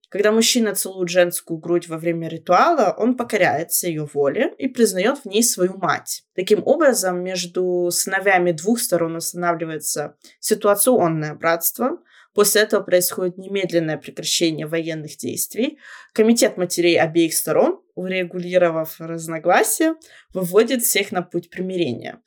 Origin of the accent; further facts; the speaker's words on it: Shapsugia, Krasnodar Krai, Russia; как мы говорим у нас в Шапсуге